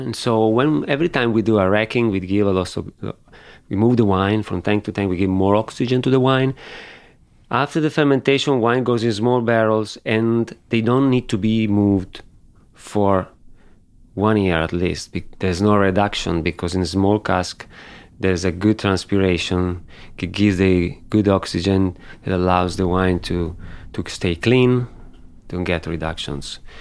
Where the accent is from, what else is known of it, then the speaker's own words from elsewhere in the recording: Barbaresco, Piedmont, Italy; also born or lived in Alba; I grew up in Barbaresco. I lived in Barbaresco